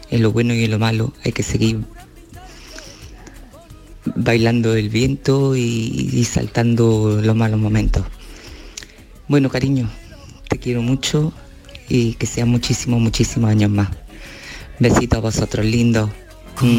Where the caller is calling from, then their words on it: Córdoba, Andalusia, Spain; de Córdoba.